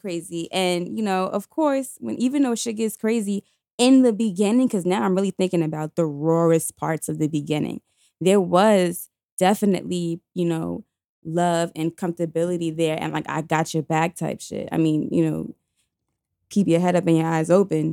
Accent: New York City, New York, United States; I was in high school, I was seventeen years old, we were coming from Q H S T, that's the Queens High School of Teaching. By the way, did I mention I'm from New York City

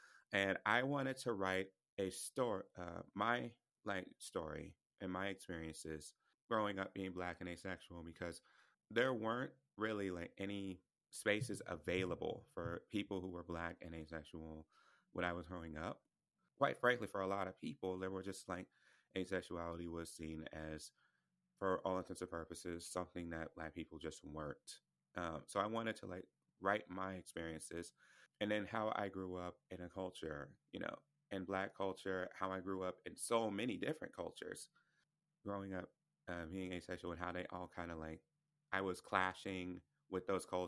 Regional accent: the Bible Belt, United States; I have a chapter on, you know, growing up in purity culture, which I grew up in the Bible Belt.

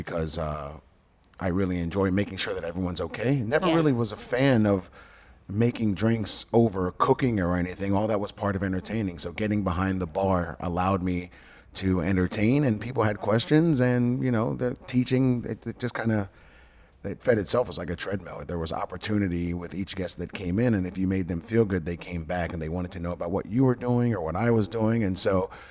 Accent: Prince George's County, Maryland, United States; I'm from Prince George County, Maryland

